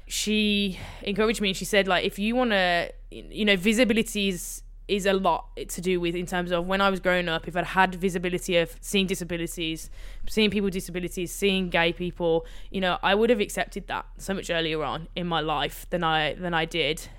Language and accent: English; Birmingham, West Midlands, United Kingdom; I grew up in Birmingham, on the outskirts of Birmingham